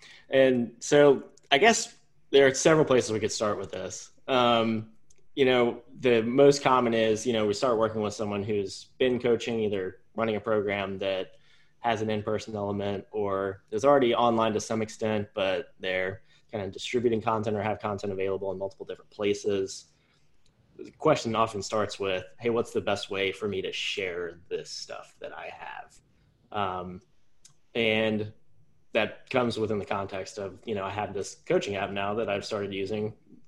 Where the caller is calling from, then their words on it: Richmond, Virginia, United States; We're calling in from Richmond, Virginia, so quick shout out to Hardywood.